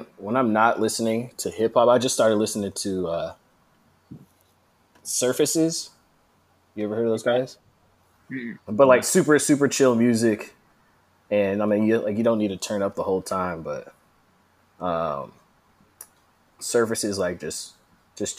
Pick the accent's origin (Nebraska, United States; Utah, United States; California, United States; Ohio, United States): California, United States; Bay Area; Growing up, born and raised in the Bay Area